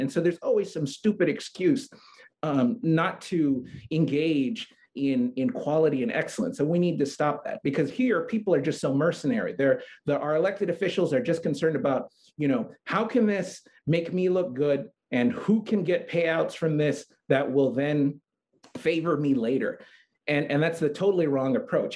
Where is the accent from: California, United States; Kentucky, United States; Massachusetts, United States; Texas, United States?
Texas, United States; San Antonio; now in Hawaii, United States; I spent about uh, 13 years growing up in San Antonio, Texas.